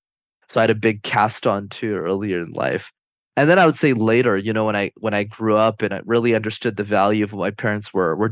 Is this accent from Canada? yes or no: yes; Montreal, Quebec, Canada; born and raised in Montreal, Canada. I still live there to this day. And my parents immigrated from Sri Lanka in the early 90s.